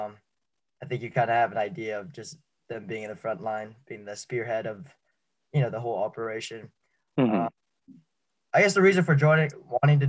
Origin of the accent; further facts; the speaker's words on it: Richmond, California, United States; also born or lived in San Diego, California; I'm actually from Richmond, California, so up